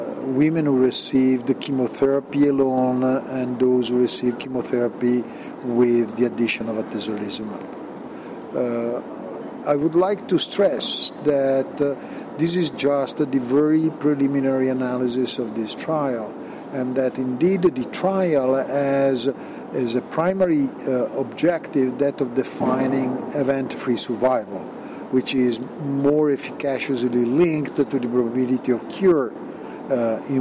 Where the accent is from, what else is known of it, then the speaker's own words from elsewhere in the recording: Milan, Lombardy, Italy; I come from Milan